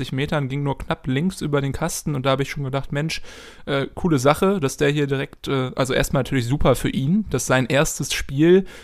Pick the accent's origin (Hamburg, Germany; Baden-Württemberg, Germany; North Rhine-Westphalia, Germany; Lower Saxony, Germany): Hamburg, Germany; Die Stadt Hamburg, ihr wisst es, wir kommen aus Hamburg